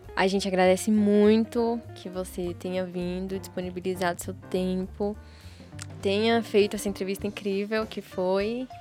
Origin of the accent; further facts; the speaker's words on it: Brasília, Federal District, Brazil; eu sou de Sobradinho